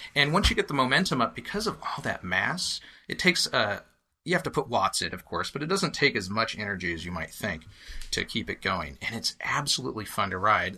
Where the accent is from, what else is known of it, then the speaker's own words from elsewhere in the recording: Willamette Valley, Oregon, United States; also born or lived in Eugene, Oregon; now in Portland, United States; I grew up in the Willamette Valley, and we have family here in Portland, so I was up here a lot as a kid